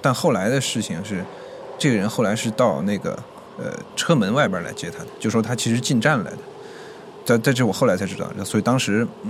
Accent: Chongqing, China; moved away as an adult; now in Beijing, China; 呃，今年二十三岁，然后我是重庆人，在北京大概四年多了吧。

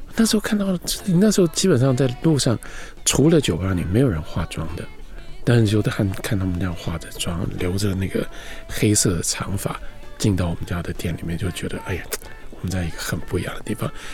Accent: Taipei, Taiwan; 我出生在台北，我也在台北长大，不过我长大的地方是一个比较特殊的地方，在台湾，一般的名字叫做晴光市场

